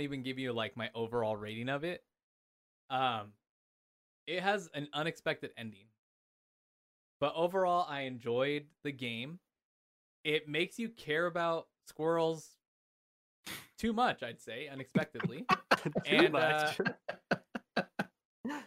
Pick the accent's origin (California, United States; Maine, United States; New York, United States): California, United States; Anaheim; moved away as an adult; now in Idaho, United States; I grew up in Southern California. I grew up in Anaheim